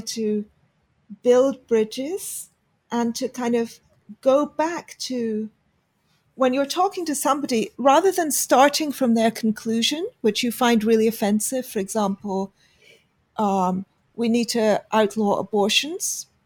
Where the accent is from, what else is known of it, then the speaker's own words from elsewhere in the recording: United Kingdom; we're we're both British, although I am yep. not from Essex.